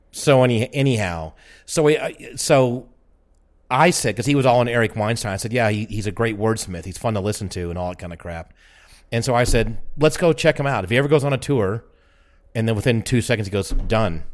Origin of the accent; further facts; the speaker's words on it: Atlanta, Georgia, United States; I'm from Atlanta